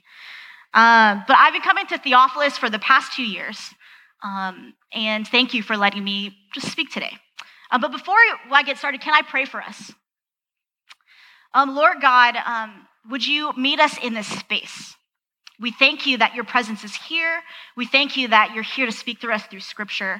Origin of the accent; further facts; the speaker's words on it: Southern California, United States; moved away; I'm originally from Southern California